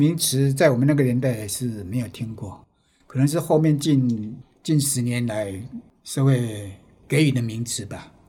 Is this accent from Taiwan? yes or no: yes; Penghu County, Taiwan; now in Kaohsiung, Taiwan; 因为我家乡是澎湖，